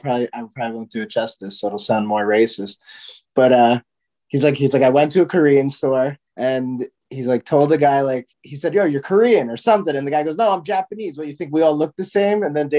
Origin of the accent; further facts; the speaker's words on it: India; I'm Indian, but if somebody thought I was Pakistani, like I wouldn't take like, oh my God